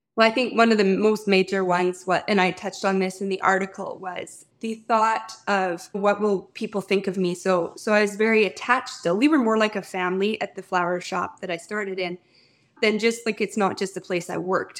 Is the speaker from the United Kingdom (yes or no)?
no; Fort Qu'Appelle, Saskatchewan, Canada; my hometown, which is Fort Capel, Saskatchewan